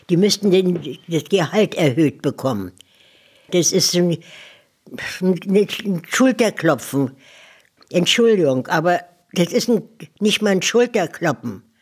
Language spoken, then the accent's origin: German; West Prussia, Poland; moved away as an adult; now in Germany; Die Bombennacht der letzten Jahr, äh, im Januar 1945 bin ich ja aus Westpreußen gekommen. Da habe ich hier noch die Bombennächte erlebt